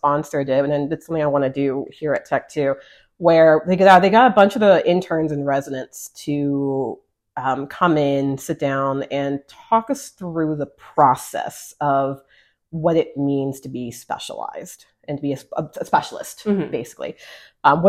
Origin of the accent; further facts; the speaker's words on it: El Paso, Texas, United States; moved away as an adult; I grew up in Texas. I'm from El Paso originally, grew up in our regional community that we call home. And that was my home for well over 20 plus years.